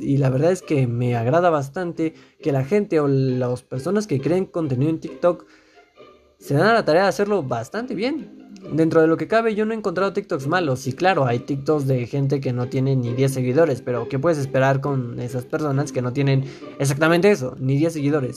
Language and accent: Spanish; Mexico; yo eh, resido dentro del país de México y pues aquí en mi país